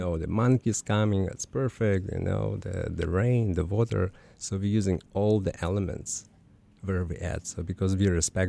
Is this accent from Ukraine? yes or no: yes; Ukraine; English is a second language; now in Chile; I am from Ukraine, you know.